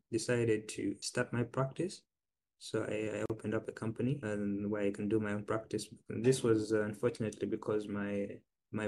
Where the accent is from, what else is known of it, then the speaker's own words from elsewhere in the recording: South Sudan; now in Ningbo, China; I'm from South Sudan